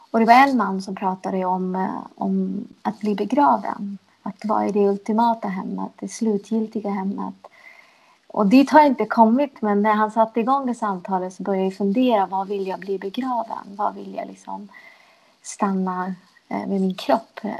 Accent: Sweden; Som när jag åker runt i världen och säger att jag är från Sverige så är det inte så att jag alltid blir trodd.

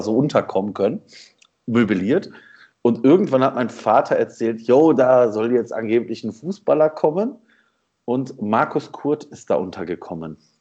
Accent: Essen, North Rhine-Westphalia, Germany; now in Hattingen, Germany; ich bin in Essen groß geworden

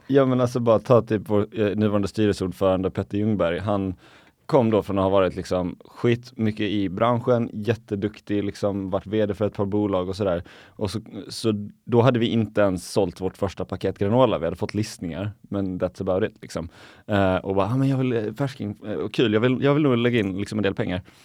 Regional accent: Viken, Skåne, Sweden; moved away; also born or lived in Helsingborg; hemma i, i Viken där jag, där jag är uppvuxen i Skåne

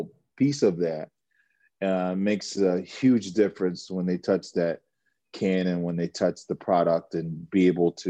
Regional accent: United States; I'm an American guy

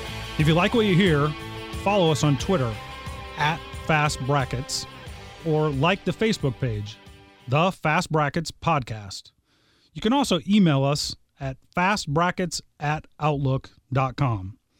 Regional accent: Southern Illinois, United States; now in Indianapolis, United States; I was raised in Southern Illinois.

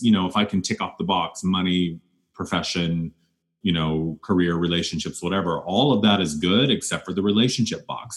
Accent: Wyoming, United States; moved away; when I grew up in Wyoming

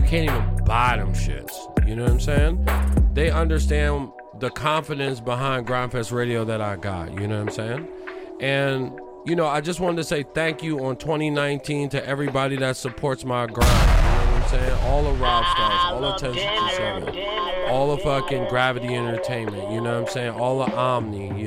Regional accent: Philadelphia, Pennsylvania, United States; I'm from Philadelphia

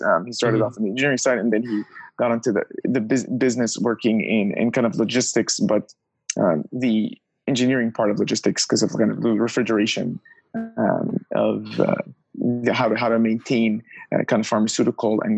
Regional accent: Orange County, Southern California, United States; moved away as an adult; also born or lived in Pennsylvania / New York / Los Angeles; I grew up just south of Los Angeles, kind of Orange County

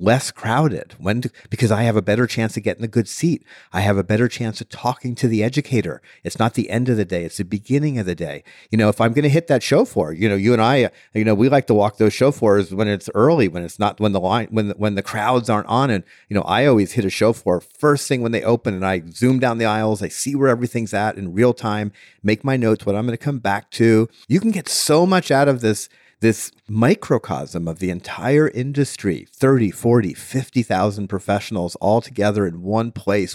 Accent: South Florida, United States; I grew up in South Florida

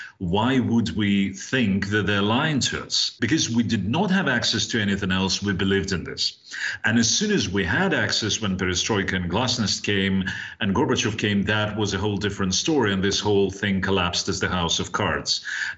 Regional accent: Belarus; moved away; I was born in the Soviet Union. I was born in Belarus.

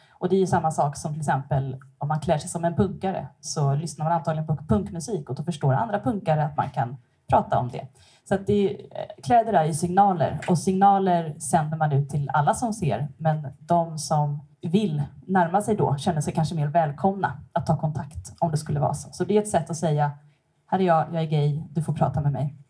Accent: Stockholm archipelago, Stockholm County, Sweden; moved away as an adult; now in Gothenburg, Sweden; Jag bor här i Göteborg, men jag kommer från Stockholms skärgård. Jag har bott här sedan 2008

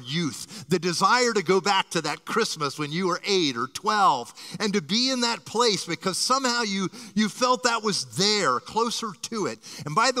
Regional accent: Miami, Florida, United States; I was born in a hospital on Miami Beach and grew up here in Miami.

